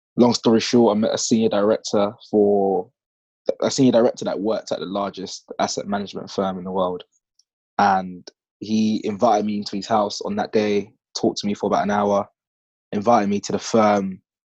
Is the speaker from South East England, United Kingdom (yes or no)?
no; London, United Kingdom; I grew up in East London on a council estate